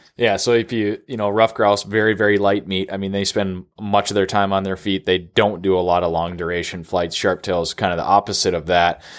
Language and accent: English; Minnesota, United States; my home state of Minnesota